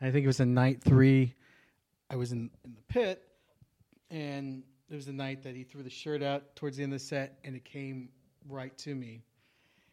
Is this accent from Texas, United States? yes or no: yes; El Paso, Texas, United States; my hometown gets knocked a lot, it's in a lot of controversy right now with the wall